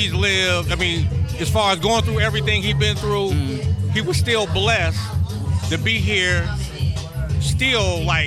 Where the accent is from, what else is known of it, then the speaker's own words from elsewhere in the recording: Cincinnati, Ohio, United States; from Cincinnati, Ohio